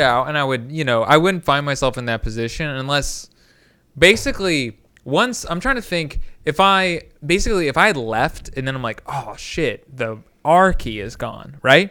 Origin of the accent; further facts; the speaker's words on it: Indiana, United States; now in Cincinnati, United States; growing up in Indiana